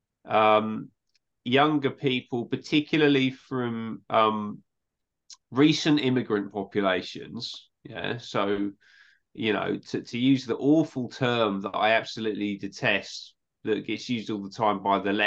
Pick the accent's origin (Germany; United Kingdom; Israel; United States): United Kingdom; England; I'm from England